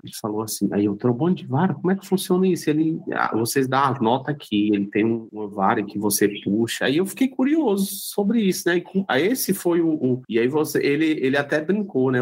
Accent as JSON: {"language": "Portuguese", "town": "Viçosa do Ceará", "region": "Ceará", "country": "Brazil", "tie": "born or raised there", "said": "Eu sou de Viçosa, do Ceará, cidade também bastante conhecida"}